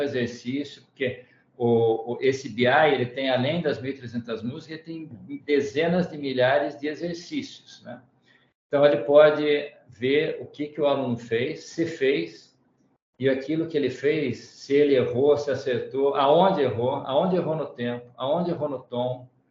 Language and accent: Portuguese; Tatuí, São Paulo, Brazil; moved away; estudei onze anos no conservatório lá da minha terra natal, que é Tatuí